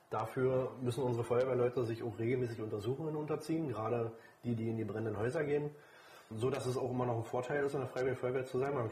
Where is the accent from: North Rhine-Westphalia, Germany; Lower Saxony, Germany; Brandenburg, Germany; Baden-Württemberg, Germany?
Brandenburg, Germany; Kerzlin; damals noch von Kerzlin, äh, war mein Heimatort.